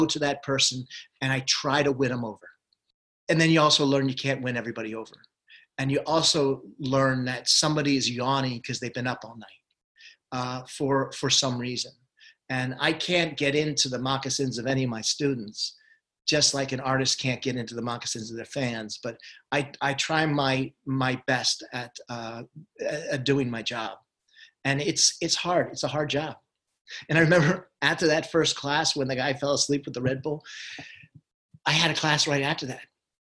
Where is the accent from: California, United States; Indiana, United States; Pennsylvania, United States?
Pennsylvania, United States; Allentown; moved away; also born or lived in Boston; when I was living in my hometown of Allentown, Pennsylvania